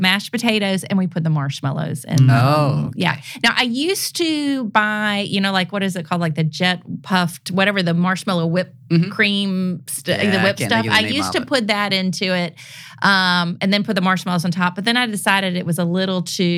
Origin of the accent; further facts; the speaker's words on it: Memphis, Tennessee, United States; also born or lived in New Orleans; I was born in New Orleans, but I grew up here in Memphis.